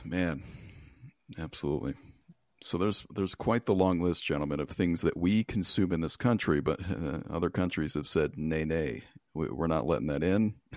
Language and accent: English; United States; I'm an American